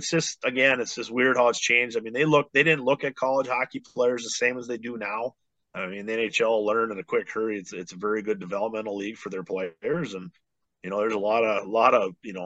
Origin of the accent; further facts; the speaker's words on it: Bismarck, North Dakota, United States; also born or lived in Duluth, Minnesota; my hometown of Bismarck